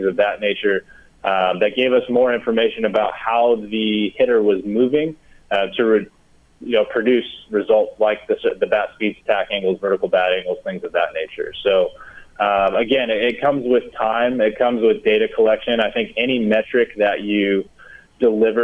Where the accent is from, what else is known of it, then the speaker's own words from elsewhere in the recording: Michigan, United States; moved away; I grew up in Michigan